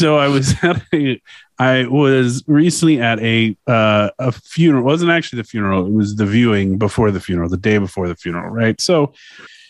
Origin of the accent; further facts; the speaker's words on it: New York City, New York, United States; I was from New York City